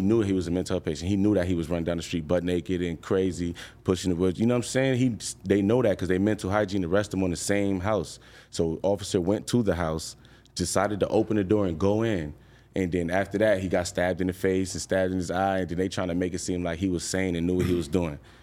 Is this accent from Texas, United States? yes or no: no; New York, United States; I'm from New York